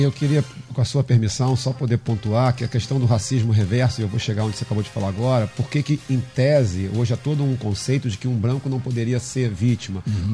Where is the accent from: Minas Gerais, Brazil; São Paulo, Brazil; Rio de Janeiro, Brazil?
Rio de Janeiro, Brazil; also born or lived in Cidade de Deus, Rio de Janeiro; eu nasci na Rocinha, morei até os treze anos na Rocinha, e depois dos treze aos vinte e quatro, na Cidade de Deus